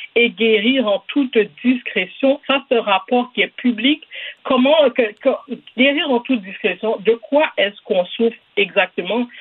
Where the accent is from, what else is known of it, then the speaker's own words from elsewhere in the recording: Quebec, Canada; On est tous des Québécois ici